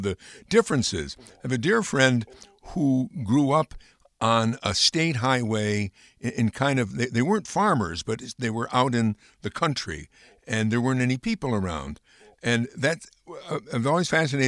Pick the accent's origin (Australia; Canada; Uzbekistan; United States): United States; Amsterdam, New York; I grew up in Amsterdam, New York